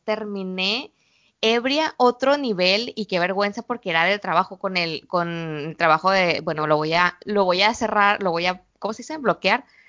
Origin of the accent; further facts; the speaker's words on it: Mexico; moved away as an adult; also born or lived in Guadalajara / Culiacán; now in China; todas las mujeres somos mexicanas